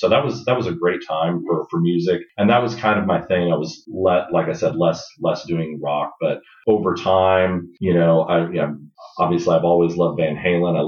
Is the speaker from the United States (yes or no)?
yes; Dallas, Texas, United States; I grew up in Dallas